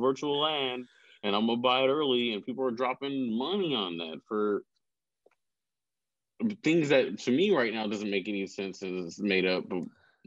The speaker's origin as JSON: {"language": "English", "town": "Elk Grove", "country": "United States", "tie": "born or raised there", "said": "growing up in Elk Grove area, most of the time, I was maybe 2 to 3 black kids in a class"}